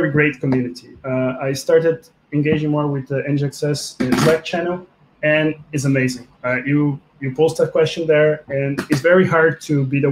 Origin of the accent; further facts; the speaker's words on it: Brazil; also born or lived in Russia; now in Belgium; I'm from Brazil, currently living in Belgium.